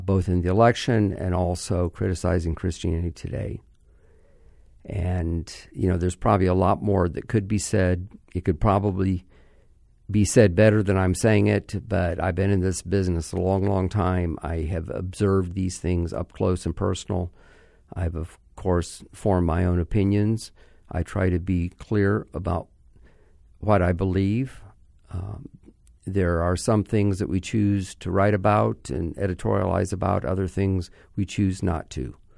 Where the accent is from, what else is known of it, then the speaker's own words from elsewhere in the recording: Orlando, Florida, United States; my hometown Orlando